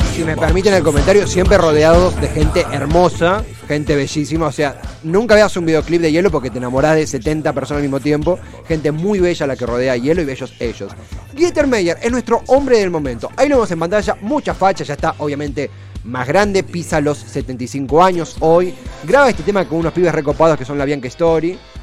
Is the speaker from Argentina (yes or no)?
yes; Argentina